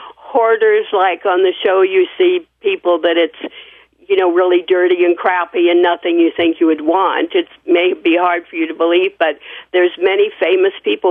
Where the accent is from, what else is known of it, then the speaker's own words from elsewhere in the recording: Midwest, United States; also born or lived in New York; now in Woodland Hills, United States; I'm from the Midwest and then lived in New York and then came here.